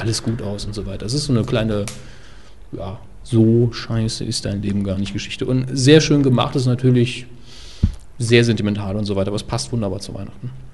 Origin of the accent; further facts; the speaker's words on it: Saarland, Germany; als Saarländer